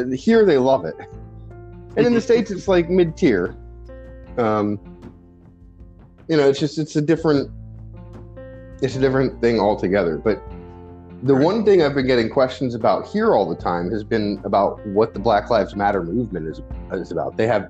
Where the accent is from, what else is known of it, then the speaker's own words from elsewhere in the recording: Singapore; also born or lived in Japan; so I grew up in Singapore and in Japan. Like, that's where I spent my childhood.